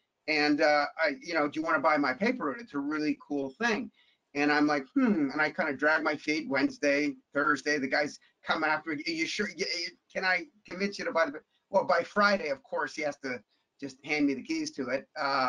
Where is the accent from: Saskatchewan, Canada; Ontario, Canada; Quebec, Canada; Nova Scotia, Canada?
Ontario, Canada; Toronto; we grew up sort of lower middle class. I mean, the teeny little 1100 square foot bungalow that I grew up in Toronto, once we settled down